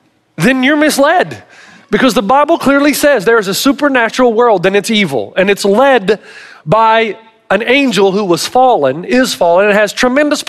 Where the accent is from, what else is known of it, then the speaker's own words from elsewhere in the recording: the South, United States; I'm from the South